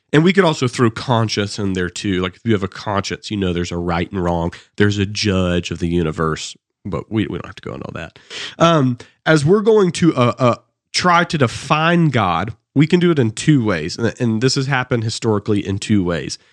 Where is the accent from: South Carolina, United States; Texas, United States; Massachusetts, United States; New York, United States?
South Carolina, United States; Anderson; I'm from Anderson, South Carolina